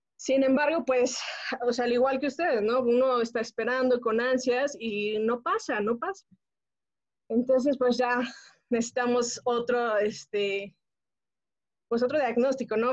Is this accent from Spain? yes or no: no; Pachuca, Hidalgo, Mexico; moved away as an adult; now in Mexico City, Mexico; yo soy originaria de Pachuca Hidalgo, pero residimos actualmente acá en la Ciudad de México